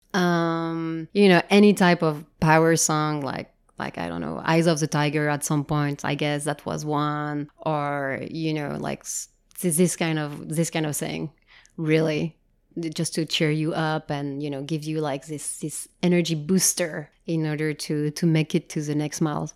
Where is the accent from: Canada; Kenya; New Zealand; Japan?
Japan; moved away; also born or lived in France; I grew up in Japan